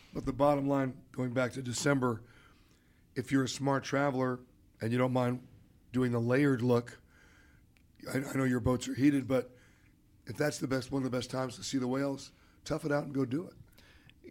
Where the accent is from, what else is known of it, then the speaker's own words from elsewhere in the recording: New York, United States; I grew up in New York.